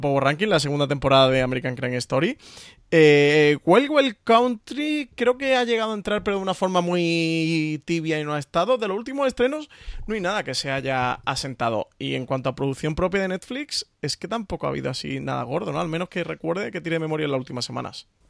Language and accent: Spanish; Spain; somos españoles y vivimos en España